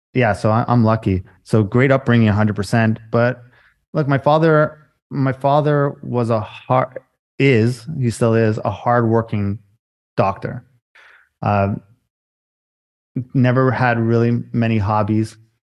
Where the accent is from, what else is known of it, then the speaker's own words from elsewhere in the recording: Canada; Yeah, sorry. I'm a Canadian boy.